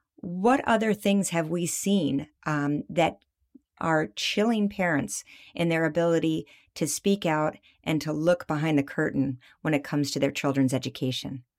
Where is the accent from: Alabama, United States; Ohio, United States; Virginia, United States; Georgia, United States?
Virginia, United States; my home state, the Commonwealth of Virginia